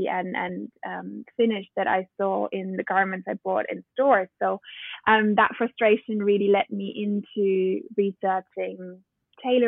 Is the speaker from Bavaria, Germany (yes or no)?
yes; Bavarian countryside, Germany; moved away; also born or lived in Berlin, Germany / London, United Kingdom; I'm German born and raised. I grew up in the Bavarian countryside